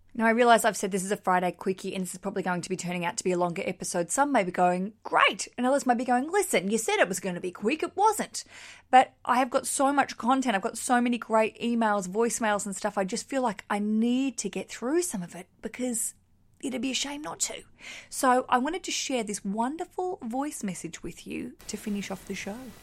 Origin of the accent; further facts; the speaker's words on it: Australia; accent: Australian; now in London, United Kingdom; I just like sharing an Australian accent